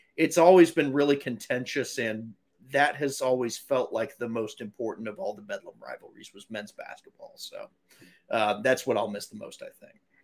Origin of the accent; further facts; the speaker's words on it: Edmond, Oklahoma, United States; I grew up in Edmond, which, if you're very familiar with the Oklahoma City metropolitan area